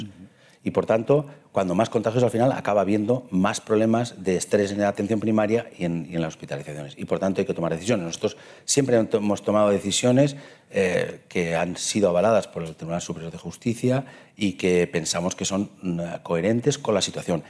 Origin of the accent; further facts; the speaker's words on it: Morella, Valencian Community, Spain; also born or lived in Madrid; nací en Morella, donde he sido diecisiete años alcalde